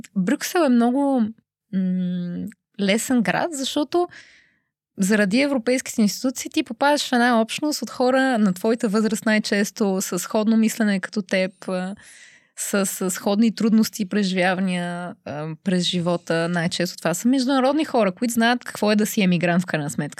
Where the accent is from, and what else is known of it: Bulgaria; moved away as an adult; now in Brussels, Belgium